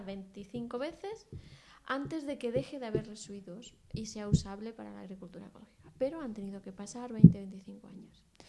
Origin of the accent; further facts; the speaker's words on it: Castilla-La Mancha, Spain; mi tierra